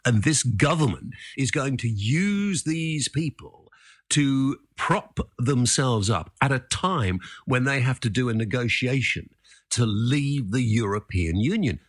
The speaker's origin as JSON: {"language": "English", "country": "United Kingdom"}